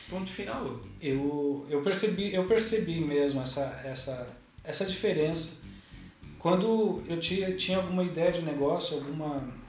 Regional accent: São Paulo, Brazil; Eu vim de São Paulo que tem uma dinâmica de loucura, daquela, hum. o comércio nunca fecha, a cidade nunca dorme

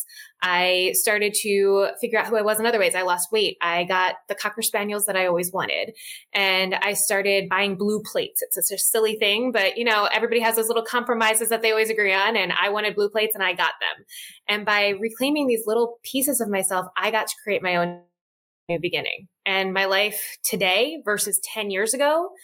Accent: outside of Philadelphia, Pennsylvania, United States; now in Washington, D.C. area, United States; I grew up outside of Philadelphia and I moved to the DC area

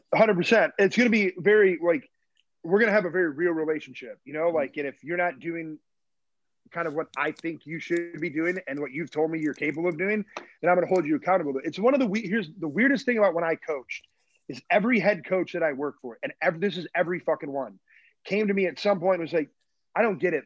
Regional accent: Michigan, United States; now in Chicago, United States; I'm from Michigan

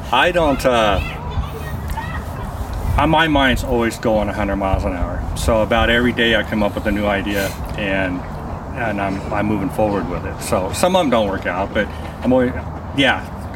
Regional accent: Spokane, Washington, United States; also born or lived in Alaska / Oregon; I, I'm, I'm from Spokane. I was born and raised here. Lived in Alaska and Oregon

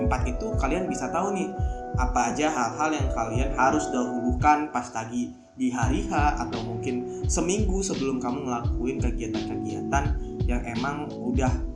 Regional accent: Karawang, West Java, Indonesia; gue orang Karawang

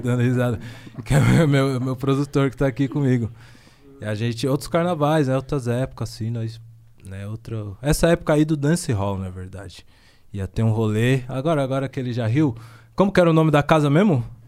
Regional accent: São Paulo, Brazil; Zona Leste

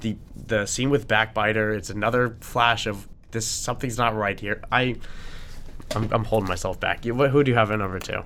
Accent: New York, United States; as a New Yorker.

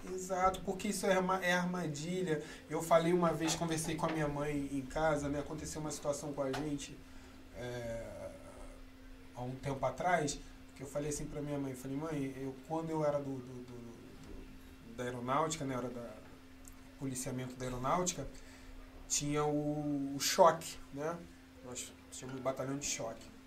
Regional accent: Rio de Janeiro, Brazil; eu cresci assim na Mangueira

